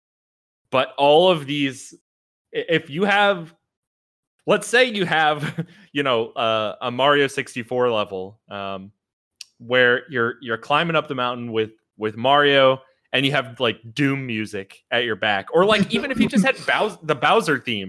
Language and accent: English; Philadelphia, Pennsylvania, United States; now in Florida, United States; I grew up in Philly.